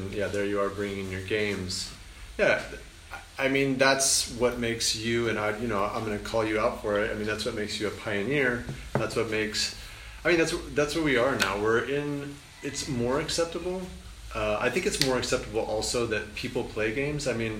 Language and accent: English; United States; I grew up as an American.